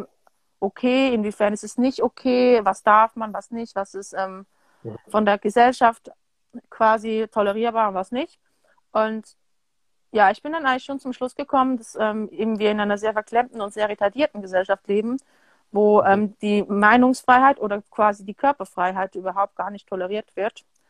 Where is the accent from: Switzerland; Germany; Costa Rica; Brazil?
Switzerland; also born or lived in France / United States; haben mich dann hier entsprechend großgezogen. Ich habe aber mhm. auch meine Kindheit teilweise in Frankreich und Amerika verbracht